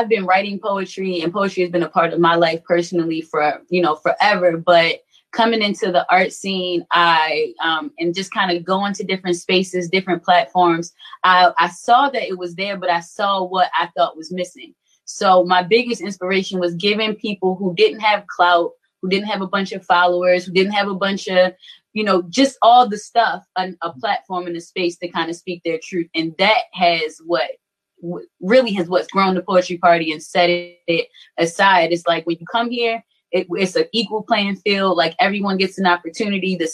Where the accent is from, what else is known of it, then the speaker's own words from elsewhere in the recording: Baltimore, Maryland, United States; also born or lived in St. Paul, Minnesota; originally I'm from St. Paul, Minnesota, but I did grow up in Baltimore. I moved to Baltimore when I was about 7 years old and grew up West Side Park Heights.